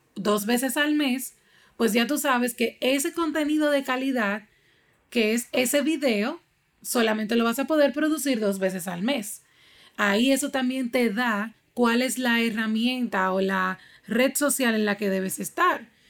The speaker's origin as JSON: {"language": "Spanish", "country": "Dominican Republic", "said": "aquí en mi país, República Dominicana"}